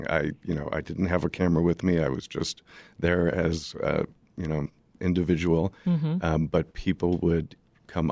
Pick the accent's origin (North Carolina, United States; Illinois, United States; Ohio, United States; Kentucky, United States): Illinois, United States; Highland Park; I grew up in Highland Park and raised my kids there